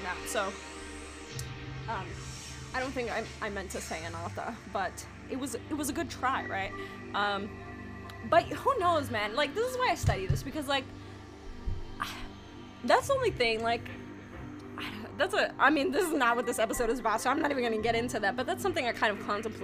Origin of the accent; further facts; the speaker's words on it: New York, United States; I'm from New York